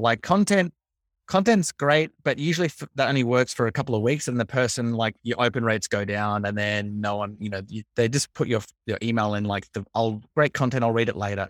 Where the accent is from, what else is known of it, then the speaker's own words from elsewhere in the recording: Australia; I'm Australian.